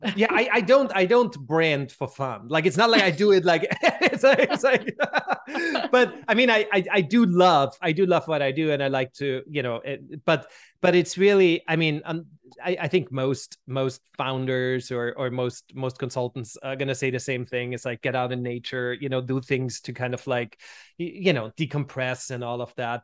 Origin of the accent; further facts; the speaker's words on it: Vienna, Austria; moved away as an adult; also born or lived in Switzerland; now in United States; growing up in Vienna, looking back now, right, where, I mean, I've been in the States for, for, for two and a half decades now